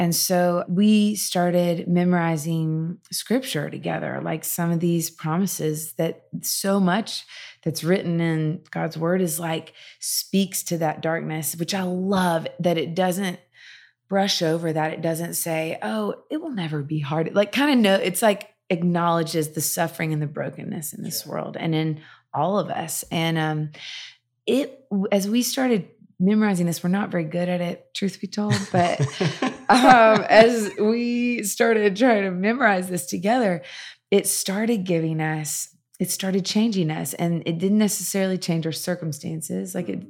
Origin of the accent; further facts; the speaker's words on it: the South, United States; I grew up in the South in the church and I was experiencing freedom like I never knew existed.